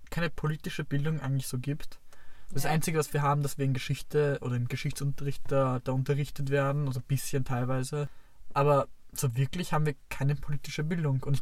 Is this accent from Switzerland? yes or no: no; Vienna, Austria; ich komme aus Wien.